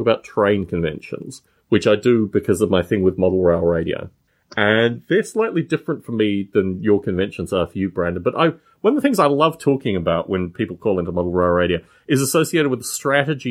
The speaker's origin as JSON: {"language": "English", "town": "Canberra", "region": "Australian Capital Territory", "country": "Australia", "tie": "born or raised there", "also_born_or_lived": "Adelaide / United Kingdom", "moved": "yes", "lives_now": "California, United States", "said": "my hometown of Canberra, not Adelaide, but where I actually grew up for most of my childhood life."}